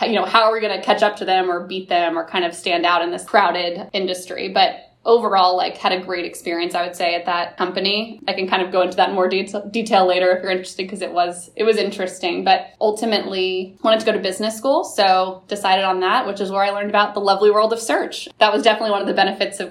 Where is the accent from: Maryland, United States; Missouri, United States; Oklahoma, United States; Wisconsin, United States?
Missouri, United States; Kansas City; moved away as an adult; also born or lived in Nashville, Tennessee / New York City; now in St. Louis, United States; I am originally from Kansas City, Missouri. Great place to grow up